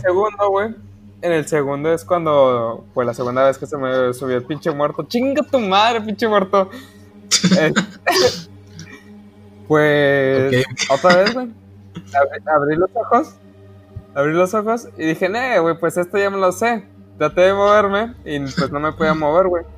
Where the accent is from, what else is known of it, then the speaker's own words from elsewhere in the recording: Mexico; soy mexicano